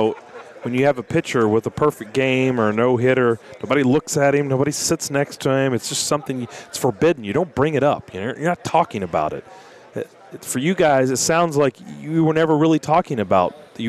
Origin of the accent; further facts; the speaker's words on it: Lexington, Kentucky, United States; as a kid growing up in Lexington, Kentucky